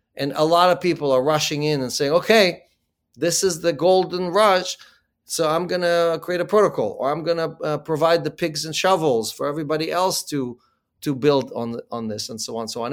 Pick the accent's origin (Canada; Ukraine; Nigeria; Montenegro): Ukraine; moved away; I was born in the Ukraine